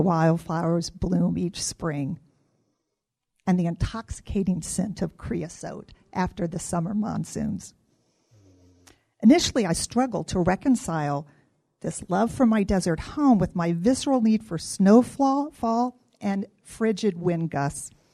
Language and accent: English; Midwest, United States; moved away as an adult; now in Arizona, United States; I grew up in the Midwest, and after graduating college, moved to Arizona for a job